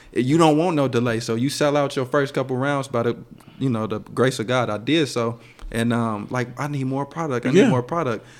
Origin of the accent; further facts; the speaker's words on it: Gary, Indiana, United States; growing up in Gary, Indiana